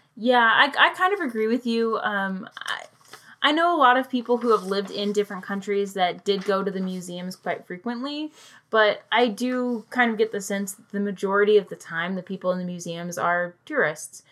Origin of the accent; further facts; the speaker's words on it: United Kingdom; I'm British and I also have family there